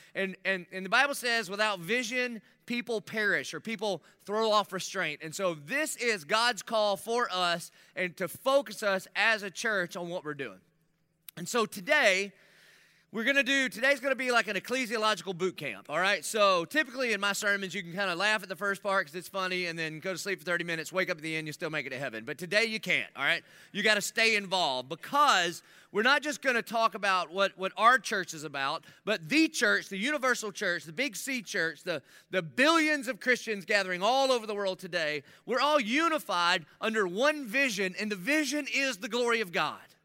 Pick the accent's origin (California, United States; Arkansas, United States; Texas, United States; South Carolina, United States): South Carolina, United States; accent: Southern South Carolina; my Southern South Carolina dialect